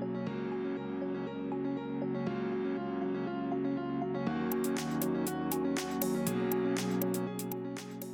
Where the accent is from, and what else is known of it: St. Louis, Missouri, United States; born or raised there; moved away